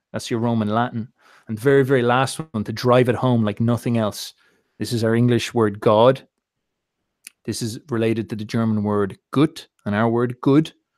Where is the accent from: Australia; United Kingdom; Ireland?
Ireland; being Irish